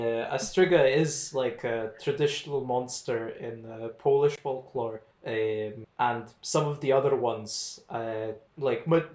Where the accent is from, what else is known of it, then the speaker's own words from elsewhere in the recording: Lithuania; now in Glasgow, United Kingdom; I'm Lithuanian, I'm currently living in Glasgow